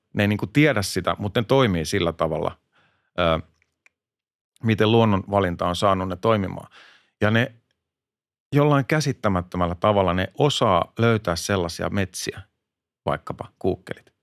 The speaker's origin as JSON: {"language": "Finnish", "town": "Hämeenlinna", "region": "Kanta-Häme", "country": "Finland", "said": "mä oon itse Hämeenlinnasta"}